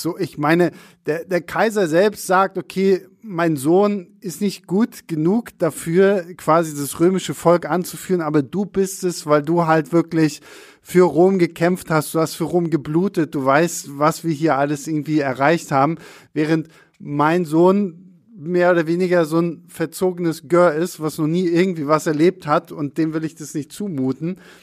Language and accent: German; Rostock, Mecklenburg-Vorpommern, Germany; bei uns in Rostock